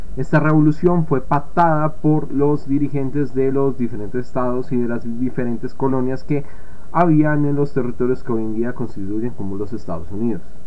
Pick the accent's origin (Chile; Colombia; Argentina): Colombia; del caso colombiano, que es de donde yo vengo